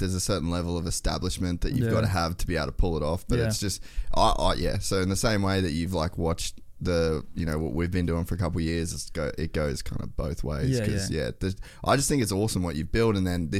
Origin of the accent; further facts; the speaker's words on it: Cairns, Queensland, Australia; coming from a remote place, like I come from Cairns